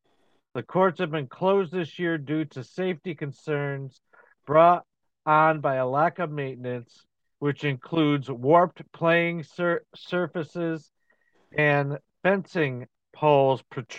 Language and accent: English; Scotia, New York, United States; when I grew up in Scotia